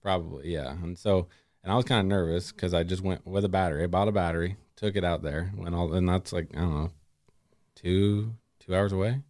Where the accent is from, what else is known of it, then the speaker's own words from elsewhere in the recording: Gladstone, Oregon, United States; now in Molalla, United States; I'm originally, uh, from and grew up in Gladstone.